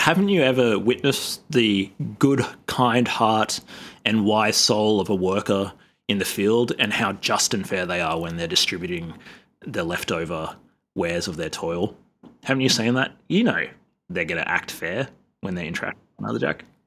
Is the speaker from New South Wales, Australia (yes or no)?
yes; Sydney, New South Wales, Australia; I'm from Sydney, which is, like, ground zero of colonization in, in Australia